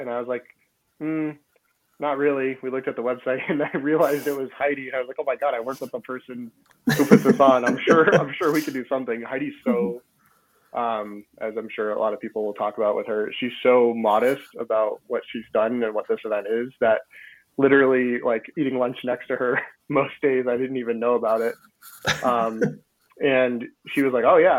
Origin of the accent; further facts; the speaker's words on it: Massachusetts, United States; moved away as an adult; now in Vermont, United States; I grew up in Massachusetts. So I'm a New England kid at heart